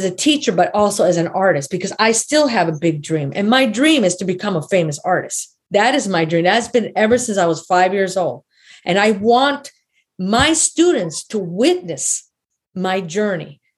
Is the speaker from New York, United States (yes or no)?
no; Chicago, Illinois, United States; moved away as an adult; I'm from Chicago and I'm staying out here in the middle of nowhere